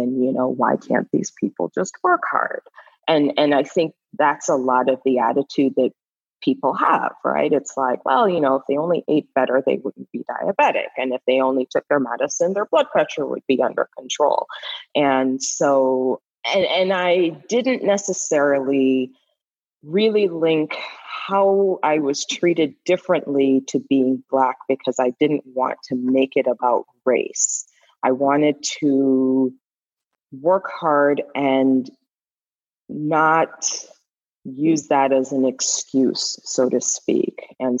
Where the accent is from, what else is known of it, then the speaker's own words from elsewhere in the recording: Canada; also born or lived in Caribbean; now in United States; but I'm actually Canadian and I'm from an immigrant family, so I'm a first generation. I actually grew up or spent most of my formative years outside this country in the Caribbean and in an all-Black society.